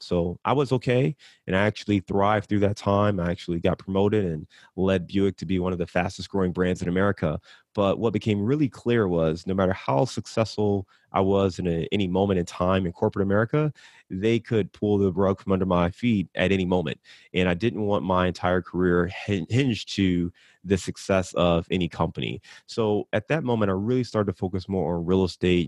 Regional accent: Cleveland, Ohio, United States; I'm from Cleveland

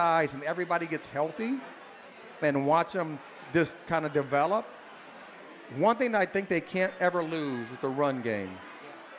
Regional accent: Fort Wayne, Indiana, United States; my hometown of Fort Wayne, Indiana

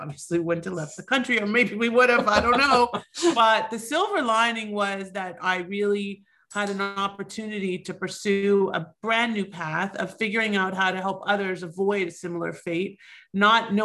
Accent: Toronto, Ontario, Canada; now in United States; I'm originally from Toronto. I myself am an immigrant

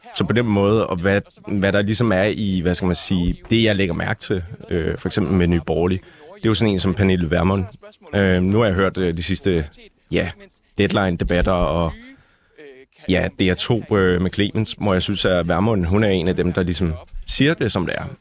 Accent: North Zealand, Capital Region of Denmark, Denmark; also born or lived in Holte; Altså, jeg er jo fra Nordsjælland, originalt, der har boet der det meste af mit liv.

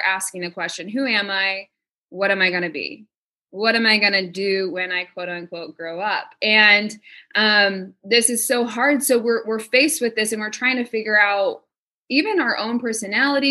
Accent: Texas, United States; now in Phoenix, United States; I'm from Texas

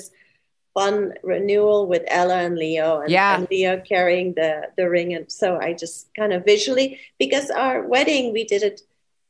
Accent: Belgium; moved away; I was from Belgium

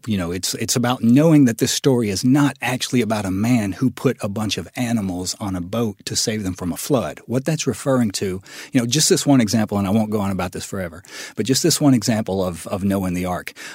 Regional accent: West Memphis, Arkansas, United States; born or raised there

